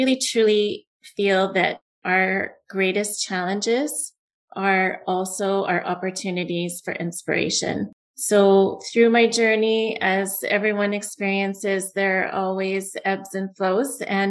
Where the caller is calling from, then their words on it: Alberta, Canada; I'm in Alberta, Canada.